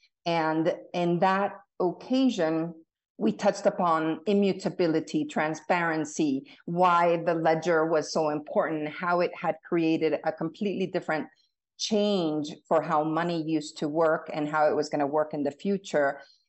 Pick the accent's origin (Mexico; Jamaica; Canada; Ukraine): Mexico; also born or lived in Bolivia / Colombia; now in United States; So I was born in the U.S., half Mexican, half American. I lived in the U.S. until I was five. And then I grew up in South America, Mexico, Bolivia, Colombia, and came back to the U.S. for college.